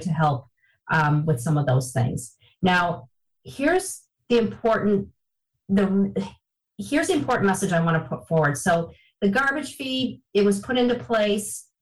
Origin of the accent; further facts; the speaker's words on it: Niagara Falls, New York, United States; I am uh, from Niagara Falls, born and raised in Niagara Falls, lived here for